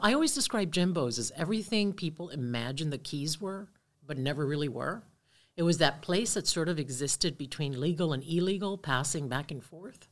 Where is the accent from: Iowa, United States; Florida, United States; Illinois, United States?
Florida, United States; Key Biscayne; grew up on the water, uh, grew up on Virginia Key, on Key Biscayne